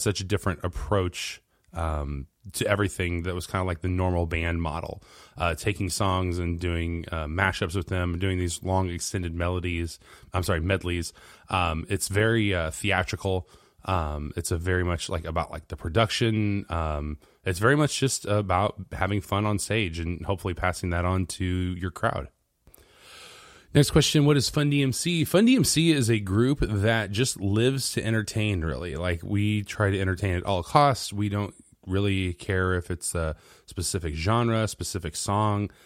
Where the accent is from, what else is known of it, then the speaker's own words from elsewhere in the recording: Central Illinois, United States; I'm a musician from Central Illinois